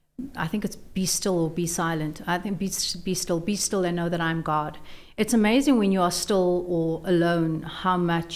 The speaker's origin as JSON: {"language": "English", "town": "Brits", "region": "North West", "country": "South Africa", "tie": "born or raised there", "said": "In Brits."}